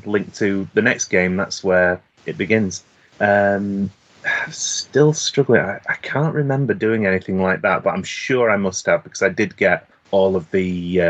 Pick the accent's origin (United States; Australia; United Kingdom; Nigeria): United Kingdom; England; I'm English.